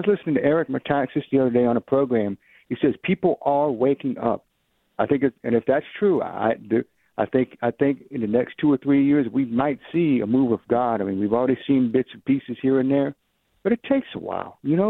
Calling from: Georgia, United States; Georgia, sir.

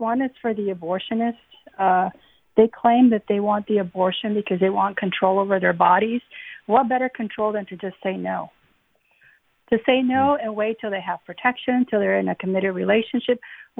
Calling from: Houston, Texas, United States; I'm calling from Houston.

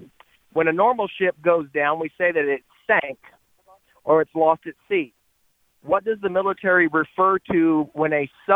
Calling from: Garland, Texas, United States; Calling from Garland, Texas.

